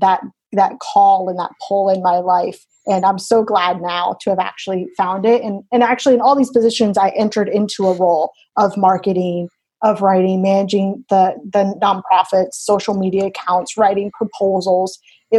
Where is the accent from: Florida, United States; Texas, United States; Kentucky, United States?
Florida, United States; Born and raised in Florida